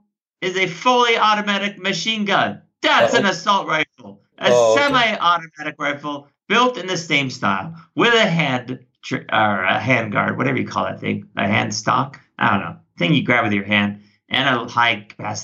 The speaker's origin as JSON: {"language": "English", "country": "United States", "said": "I'm an American. I like guns. I was born on a ranch. We grew up with guns."}